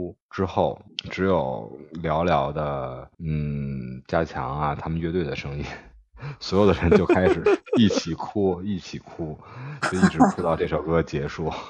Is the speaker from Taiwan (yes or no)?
no; Beijing, China; accent: Beijing accent (京腔京韵); 听到我京腔京韵的时候